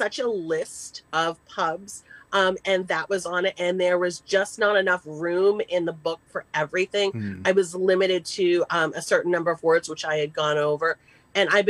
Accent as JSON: {"language": "English", "region": "Massachusetts", "country": "United States", "moved": "yes", "said": "I'm originally from Massachusetts"}